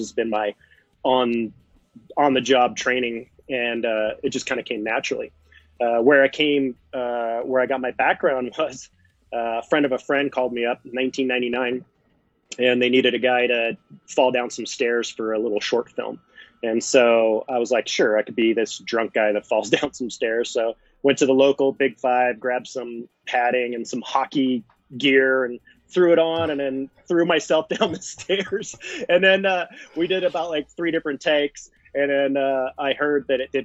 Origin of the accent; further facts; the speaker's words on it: Seattle, Washington, United States; I come from the Pacific Northwest up in Seattle, Washington, Oregon, Idaho area.